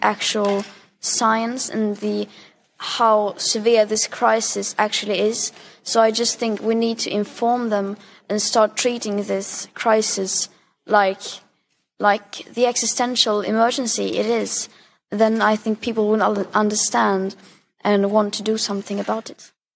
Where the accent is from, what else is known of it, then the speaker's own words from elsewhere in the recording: Sweden; I am from Sweden. It's a small country.